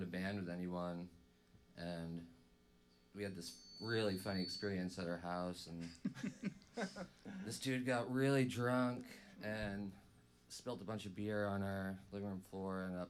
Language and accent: English; Maine, United States; I'm from Maine, and we're called Chum